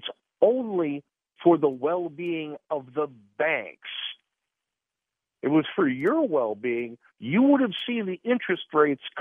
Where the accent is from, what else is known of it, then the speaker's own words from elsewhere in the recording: Chicago, Illinois, United States; I'm from Chicago.